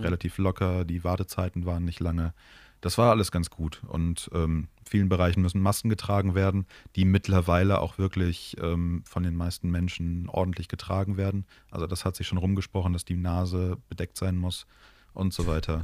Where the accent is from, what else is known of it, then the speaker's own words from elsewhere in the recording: Moers, North Rhine-Westphalia, Germany; früher als Kind in der Stadt, in der ich groß geworden bin, in Mörs